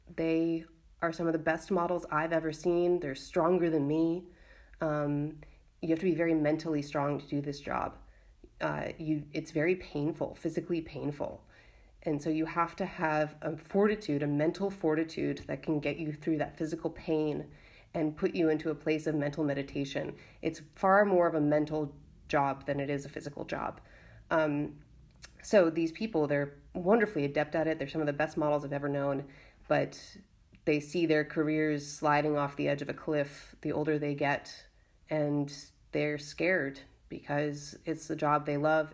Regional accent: United States; now in Valencia, Spain; I'm an American artist and feminist activist living in Valencia, Spain

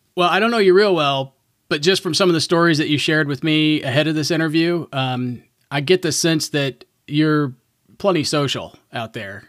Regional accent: Southern Indiana, United States; I grew up in Southern Indiana

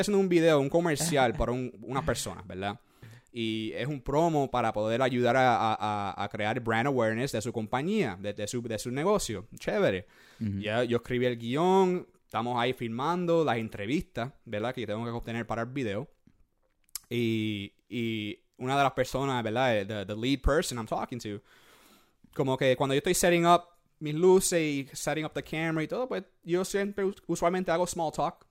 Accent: Puerto Rico; moved away; yo soy boricua

